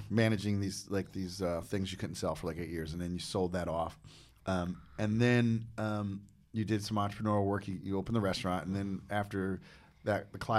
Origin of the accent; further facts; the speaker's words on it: New Jersey, United States; But like when I grew up in Jersey, I worked with this guy.